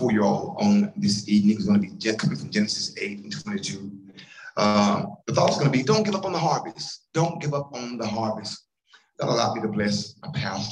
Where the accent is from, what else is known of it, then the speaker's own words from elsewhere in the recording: Columbia, Tennessee, United States; I'm from Columbia, Tennessee, and I have a granddad who lived on a farm